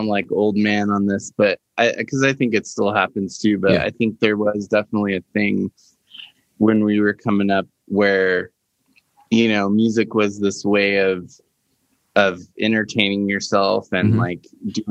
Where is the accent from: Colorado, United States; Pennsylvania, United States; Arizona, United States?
Arizona, United States; Flagstaff; I grew up in Flagstaff